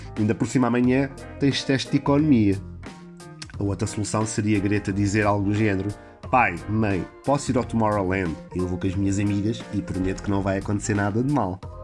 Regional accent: Portugal; nós portugueses

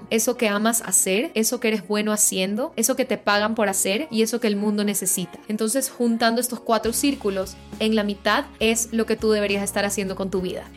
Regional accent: Guayaquil, Guayas, Ecuador; moved away as an adult; also born or lived in Quito / Boston; yo soy de Guayaquil

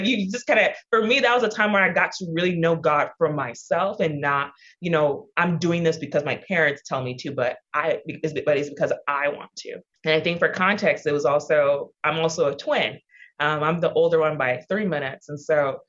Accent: Houston, Texas, United States; I am the daughter of Nigerian immigrants. I was born and raised in Houston, Texas

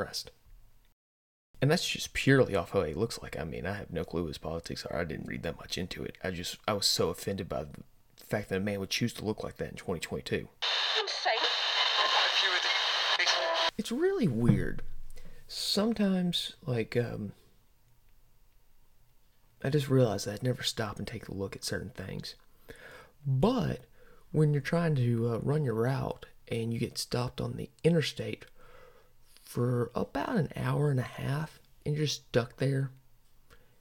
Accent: the South, United States; I'm from the South. Sometimes we have what a lot of people would say hay in the mouth

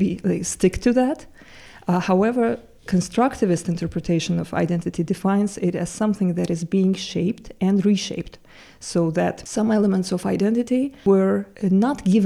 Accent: Baku, Azerbaijan; moved away as an adult; also born or lived in Turkey; now in Jena, Germany; I'm originally from Baku, Azerbaijan, but I've been living in Turkey for the last 7 years.

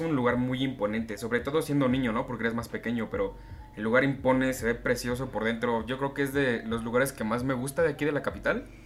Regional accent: Mexico

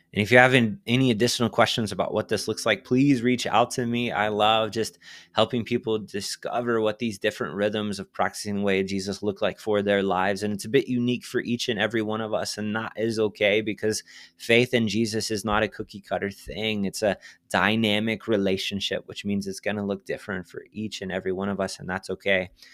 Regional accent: Texas, United States; I'm from Texas

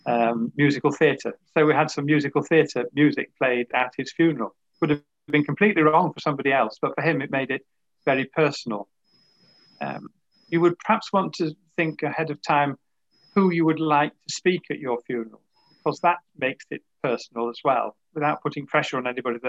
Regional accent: Yorkshire and the Humber, United Kingdom; I'm from Yorkshire

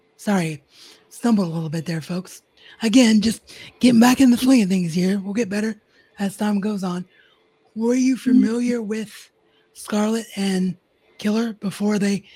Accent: Dayton, Ohio, United States; I'm from Dayton, so Ohio boys always strong, sticking together, us Buckeyes

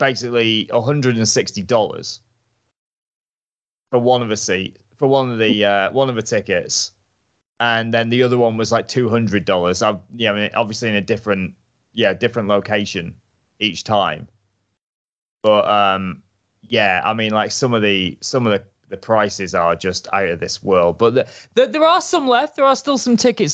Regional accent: United Kingdom; I'm a Brit abroad

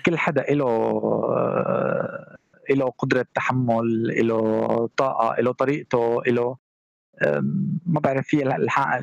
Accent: Syria; now in Erbil, Iraq; سوري مقيم

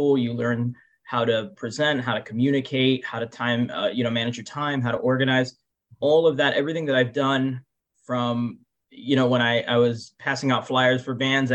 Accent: Miami, Florida, United States; my home state, my hometown of Miami, Florida

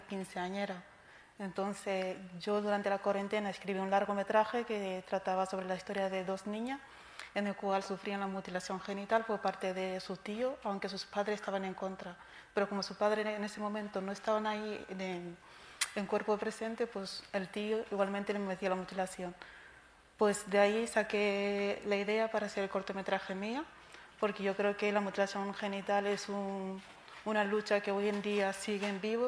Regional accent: Guinea; moved away; yo vengo de Guinea-Conakry

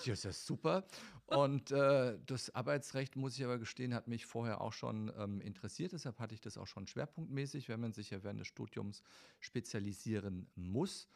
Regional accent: Friedberg, Hesse, Germany; also born or lived in Ruhr area; ich bin in Friedberg, Hessen äh, geboren und bin in der Tat eigentlich ähm, größtenteils meines Lebens in Hessen im Einsatz gewesen

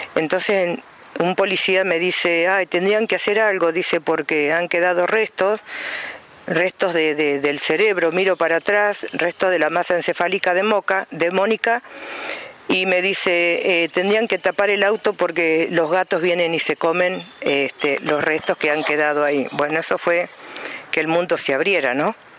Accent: Santa Rosa, La Pampa, Argentina; de Santa Rosa La Pampa

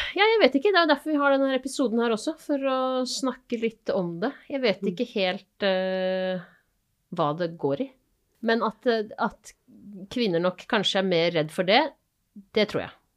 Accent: Asker, Akershus, Norway; now in Bergen, Norway

